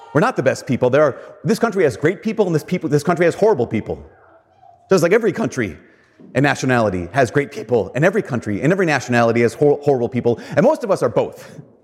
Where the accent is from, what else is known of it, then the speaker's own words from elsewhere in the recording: Brainerd, Minnesota, United States; I grew up in Brainerd